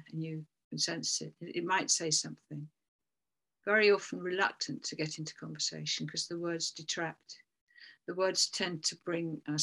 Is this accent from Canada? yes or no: no; England, United Kingdom; we're English